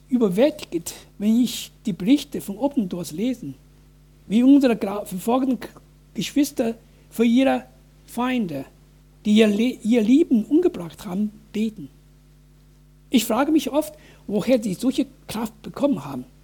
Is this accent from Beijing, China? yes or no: no; Wuhan, Hubei, China; German is a second language; now in Germany; dass Tausende von Bürgern in meiner Heimatstadt Wuhan wegen Infizierung von Covid-19 gestorben sind